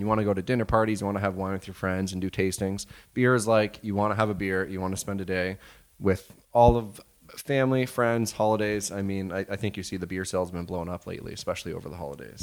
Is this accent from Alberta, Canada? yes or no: no; Blenheim, Ontario, Canada; now in Windsor, Canada; We're from Blenheim. So small town, four thousand people